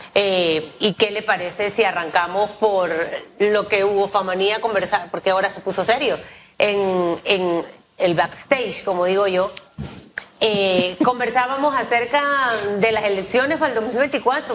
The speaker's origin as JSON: {"language": "Spanish", "country": "Panama", "said": "soy una panameña que igual ejerce el voto"}